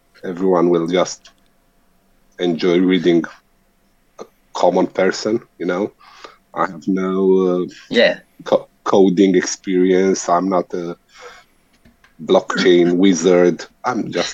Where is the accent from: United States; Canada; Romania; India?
Romania; now in United Kingdom; at the moment, I'm living in UK, but I'm born and bred in Romania.